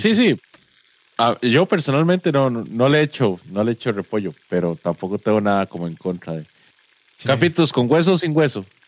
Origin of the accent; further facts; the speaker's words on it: Guápiles, Limón, Costa Rica; moved away as an adult; also born or lived in San José / Heredia; Yo crecí en Guapiles y, digamos, me, vine a estudiar a San José, pero rápido me fui para Heredia